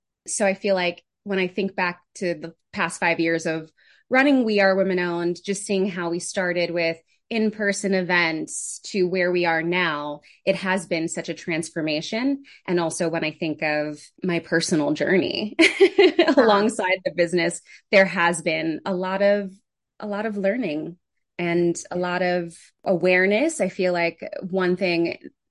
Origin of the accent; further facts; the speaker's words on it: New York City, New York, United States; also born or lived in Connecticut; now in Jersey City, United States; I grew up in the Bronx. So New York native, loud and proud.